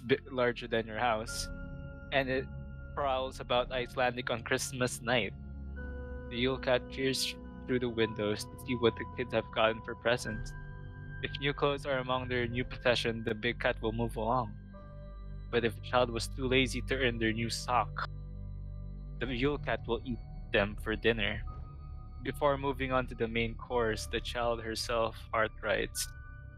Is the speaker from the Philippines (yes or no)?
yes; Philippines; as a Filipino